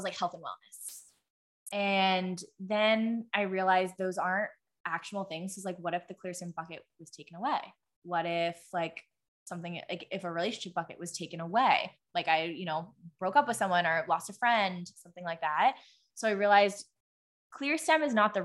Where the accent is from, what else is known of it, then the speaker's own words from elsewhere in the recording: Pittsburgh, Pennsylvania, United States; I grew up in Pittsburgh